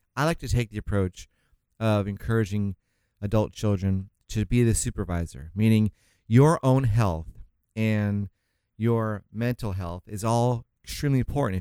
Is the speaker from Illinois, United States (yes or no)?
no; St. Augustine, Florida, United States; now in California, United States; I'm from Saint Augustine, Florida